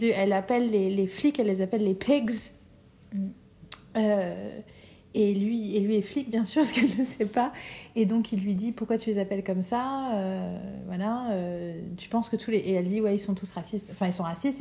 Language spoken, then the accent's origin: French; France; also born or lived in Germany / Paris; Je suis française